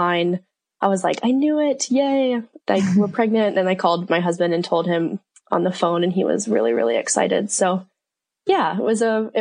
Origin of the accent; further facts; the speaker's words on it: Colorado, United States; moved away as an adult; also born or lived in Australia / Auckland, New Zealand; now in Mount Maunganui, New Zealand; I am originally from the States. So I'm from Colorado, and I moved to New Zealand